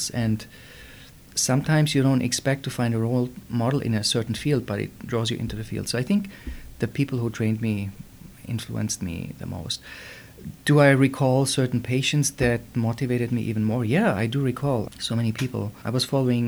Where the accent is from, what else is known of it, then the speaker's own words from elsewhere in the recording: Germany; moved away as an adult; now in United States; I was born and raised in Germany.